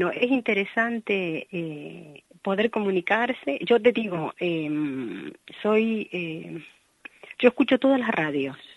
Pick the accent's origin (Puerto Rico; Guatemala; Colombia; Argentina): Argentina; now in Spain